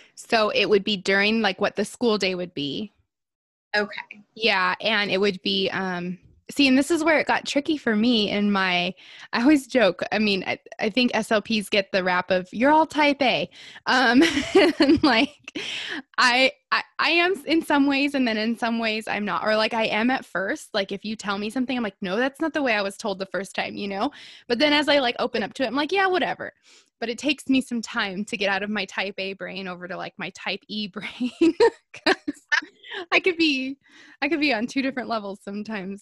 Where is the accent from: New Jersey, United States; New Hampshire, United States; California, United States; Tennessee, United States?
California, United States; Southern; I live in Southern California. I was born and raised in Southern California